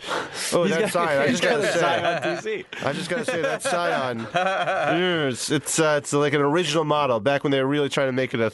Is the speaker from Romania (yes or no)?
no; East Coast, United States; I'm from the East Coast.